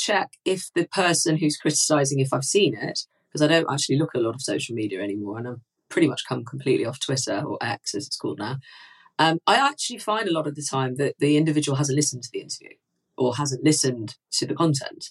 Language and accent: English; Manchester, North West England, United Kingdom; as a Mancunian